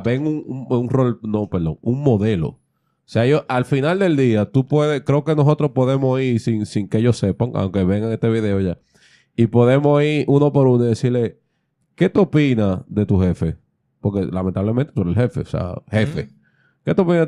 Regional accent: Dominican Republic; somos dominicanos

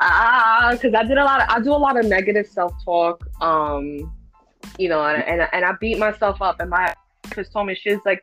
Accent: New York City, New York, United States; now in Pennsylvania, United States; I split my time between Kingsbridge and Throsnick. So the Bronx, I hold it very dear to my heart. I don't care that I live in PA

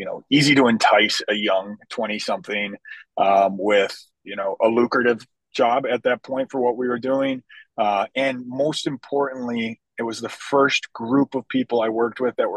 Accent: Chicago, Illinois, United States; my hometown of Chicago

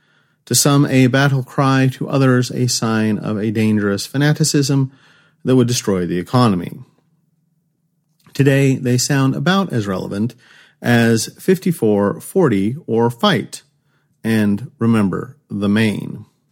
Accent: Los Angeles, California, United States; I grew up near Los Angeles during the 1990s. My mother tells the story of a time when I was very young and my grandparents came to visit from the Midwest.

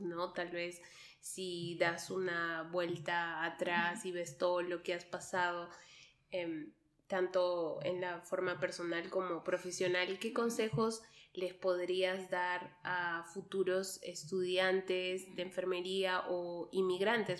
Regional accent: Peru; also born or lived in Quebec, Canada; now in Switzerland; vengo de Perú, pasando por Canadá

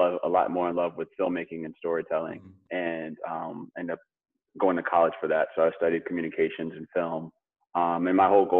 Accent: Philadelphia, Pennsylvania, United States; also born or lived in Tucson, Arizona / Arlington, Texas; And then I moved to Philadelphia, which is pretty much where I grew up, or at least that's where I claim.

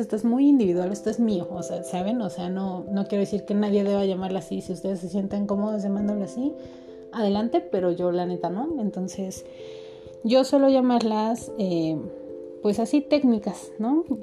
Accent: Mexico; yo soy mexicana

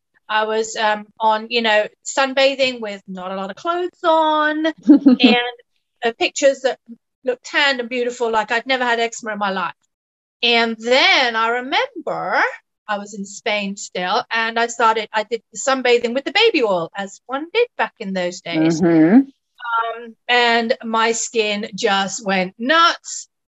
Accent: England, United Kingdom; moved away as an adult; also born or lived in United States / Philadelphia; I am English, but I spent 25 years in the States

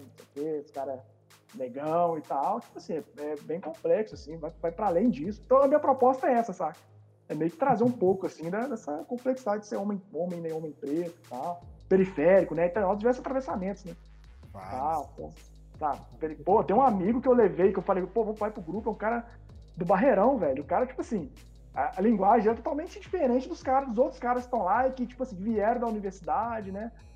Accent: Belo Horizonte, Minas Gerais, Brazil; sou nascido e criado em Belo Horizonte.

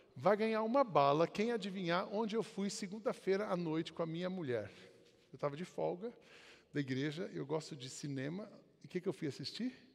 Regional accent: Brazil; a gente, como brasileiro

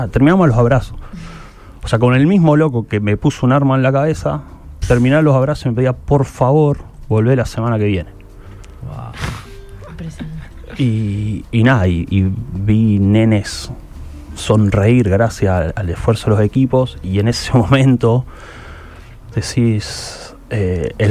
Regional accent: Rosario, Santa Fe, Argentina; yo hasta hablo diferente y no hablo como un rosarino igual que siempre

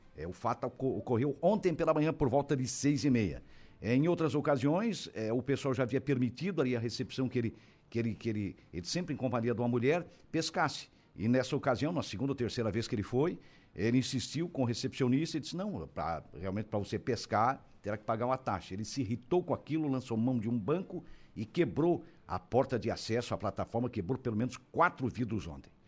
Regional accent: Brazil; nós como brasileiros

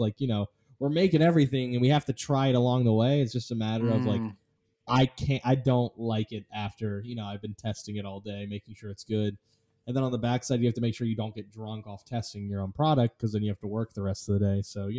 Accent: Pennsylvania, United States; moved away as an adult; now in Florida, United States; Well, you know, I live in the great state of Florida. I'm originally from Pennsylvania. I moved down here about 3 years ago.

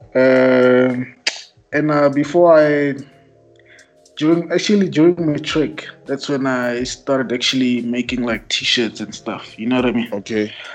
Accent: Pretoria, Gauteng, South Africa; I'm from Mums. Uh, grew up, born and raised.

